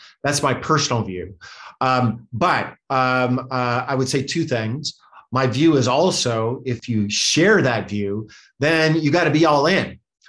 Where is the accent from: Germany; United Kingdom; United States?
United States; Montana; now in California, United States; I'm from Montana, but lived the last 30 years of my life here in California